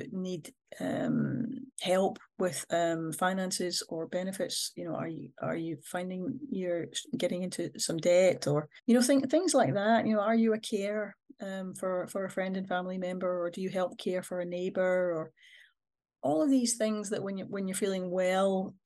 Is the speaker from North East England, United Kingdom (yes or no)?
no; Scotland, United Kingdom; I'm a Scottish person